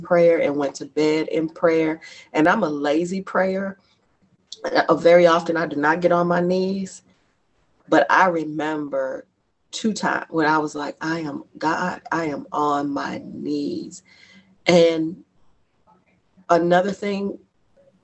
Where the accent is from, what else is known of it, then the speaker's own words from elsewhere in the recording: Lexington, Kentucky, United States; also born or lived in Bronx, New York / Durham, North Carolina; now in Louisville, United States; I grew up, I went to school for a long time in Lexington